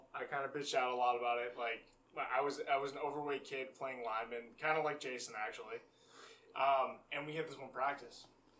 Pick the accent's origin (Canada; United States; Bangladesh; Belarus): United States; Boston, Massachusetts; moved away; So I'm from the Boston area, that's where I grew up. That's not where I live now